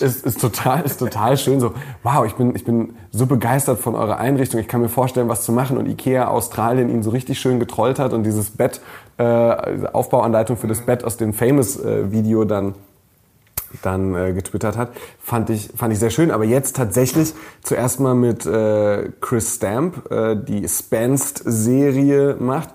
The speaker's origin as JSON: {"language": "German", "area": "near Wolfsburg", "region": "Lower Saxony", "country": "Germany", "tie": "born or raised there", "moved": "yes", "said": "Ich bin ja in der Nähe von Wolfsburg geboren und aufgewachsen"}